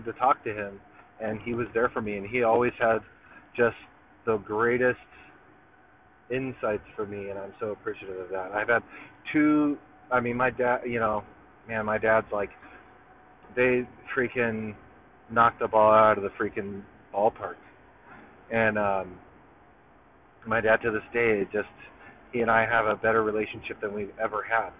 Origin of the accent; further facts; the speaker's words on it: Long Beach, California, United States; also born or lived in Belmont Shore, California; I came to Long Beach like right before like this like the after third grade